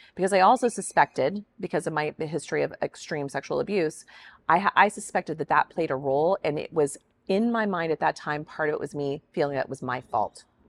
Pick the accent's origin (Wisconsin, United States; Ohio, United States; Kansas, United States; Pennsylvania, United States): Kansas, United States; I'm a girl from Kansas.